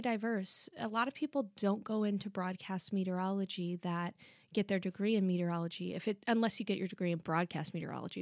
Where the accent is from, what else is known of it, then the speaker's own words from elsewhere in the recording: Dallas area and San Antonio, Texas, United States; I grew up partially in the Dallas area and partially here in San Antonio